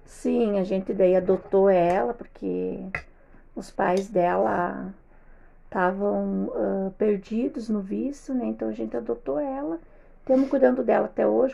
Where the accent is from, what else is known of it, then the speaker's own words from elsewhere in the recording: Passo Fundo, Rio Grande do Sul, Brazil; nasci em Passo Fundo